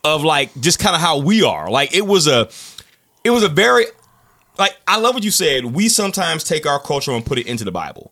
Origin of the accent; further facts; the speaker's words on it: United States; we are American